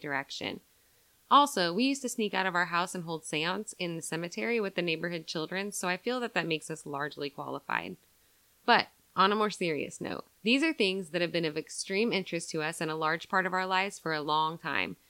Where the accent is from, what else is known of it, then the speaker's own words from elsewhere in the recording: Southern Iowa, United States; we're two girls from Southern Iowa